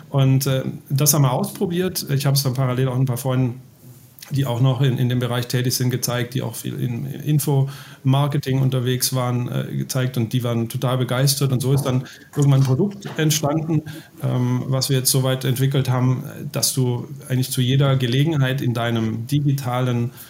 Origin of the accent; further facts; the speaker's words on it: Baden-Württemberg, Germany; das ist ja für uns Schwaben auch, also ich bin ja aus Baden-Württemberg